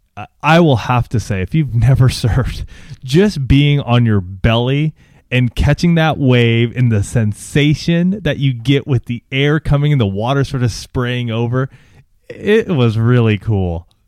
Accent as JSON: {"language": "English", "town": "Banning", "region": "California", "country": "United States", "tie": "born or raised there", "also_born_or_lived": "Orange County, California", "said": "my folks actually still live in this town called Banning, and that's where I grew up and graduated from high school."}